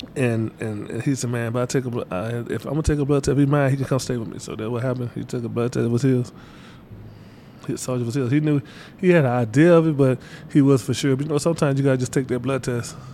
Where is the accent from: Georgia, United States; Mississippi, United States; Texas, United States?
Mississippi, United States; Batesville; I'm from Batesville, Mississippi